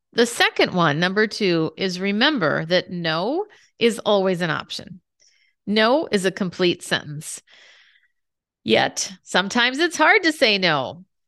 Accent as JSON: {"language": "English", "region": "Minnesota", "country": "United States", "tie": "born or raised there", "said": "I grew up in Minnesota"}